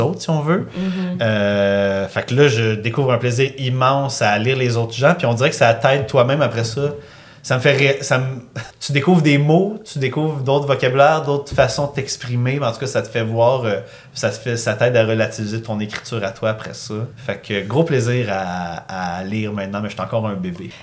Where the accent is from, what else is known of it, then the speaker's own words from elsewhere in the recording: Granby, Quebec, Canada; je viens de Grimby